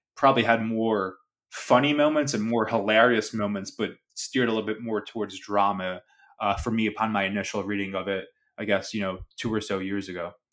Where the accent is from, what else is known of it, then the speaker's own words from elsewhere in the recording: Philadelphia, Pennsylvania, United States; the kids I grew up with in South Philly